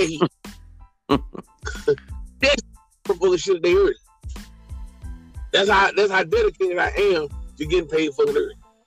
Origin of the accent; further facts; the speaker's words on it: United States; I'm not from Africa. Black man, I'm an American